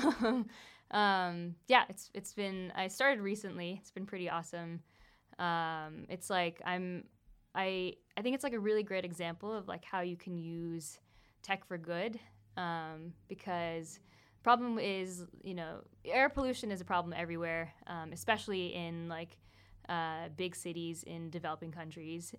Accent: Folsom, California, United States; moved away as an adult; also born or lived in Pennsylvania; now in New York, United States; growing up in Folsom

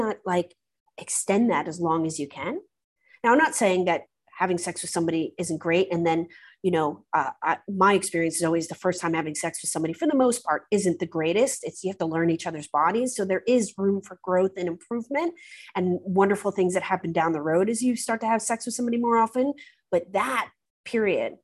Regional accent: United States; now in United Kingdom; as an American

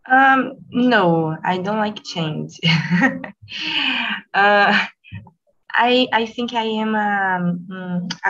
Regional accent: Rio de Janeiro, Brazil; English is a second language; I'm from Rio

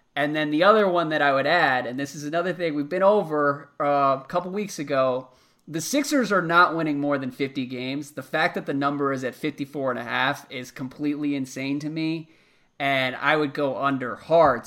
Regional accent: United States; growing up in America

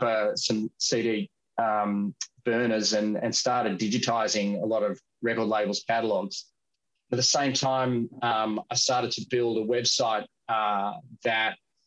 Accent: Australia; I've born and raised in Australia

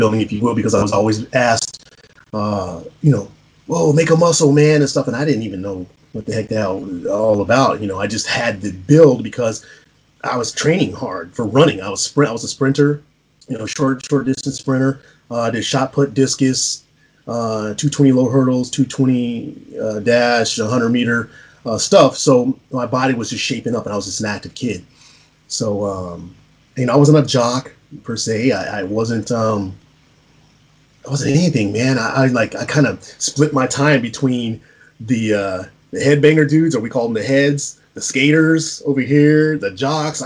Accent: San Antonio, Texas, United States; I'm a mixed race individual growing up in San Antonio, Texas

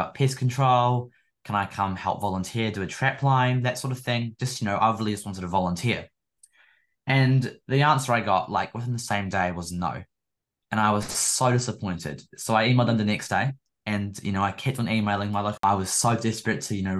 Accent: Nelson, New Zealand; my hometown, Nelson Tasman

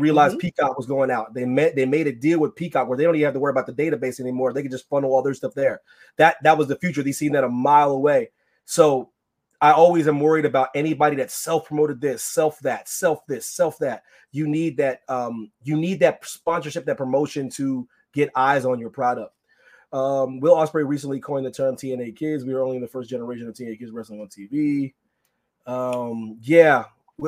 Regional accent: United States; I'm an American

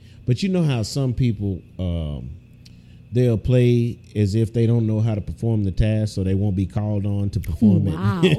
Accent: Houston, Texas, United States; moved away; I'm from Houston.

